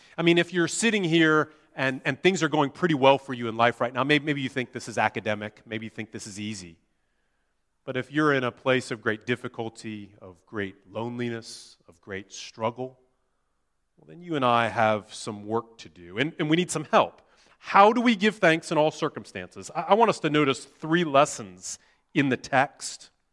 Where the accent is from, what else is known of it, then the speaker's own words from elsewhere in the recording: United States; moved away; my home country of the U S